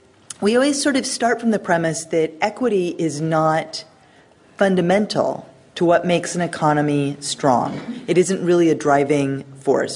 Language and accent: English; United States; I'm an American, you can tell from the way I talk